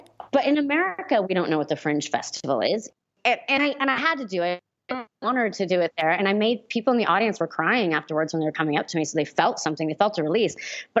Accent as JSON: {"language": "English", "town": "Hollywood", "region": "California", "country": "United States", "tie": "born or raised there", "said": "I grew up in Hollywood."}